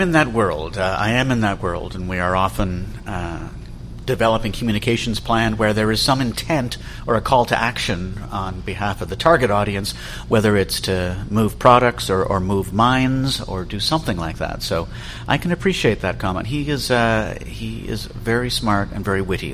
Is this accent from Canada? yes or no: yes; Toronto, Ontario, Canada; my rather idyllic childhood growing up in Leaside.